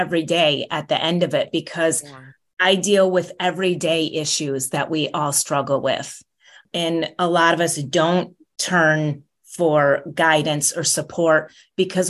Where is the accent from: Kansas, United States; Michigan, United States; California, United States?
Michigan, United States; also born or lived in Chicago, Illinois; now in San Diego, United States; I grew up in Michigan, on Lake Michigan